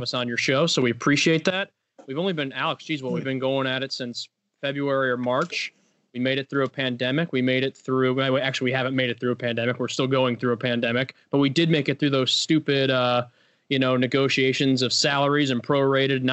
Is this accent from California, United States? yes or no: no; Illinois, United States; I'm actually from Illinois